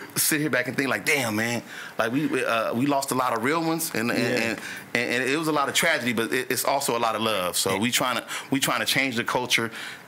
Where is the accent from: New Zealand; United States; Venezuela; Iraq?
United States; Compton, California; I'm from Compton